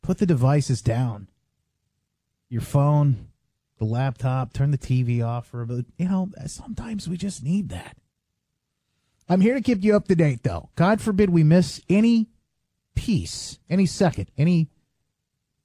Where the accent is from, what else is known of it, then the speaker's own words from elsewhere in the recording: Indiana, United States; now in Grand Rapids, United States; Growing up when I was a kid, I grew up in Indiana.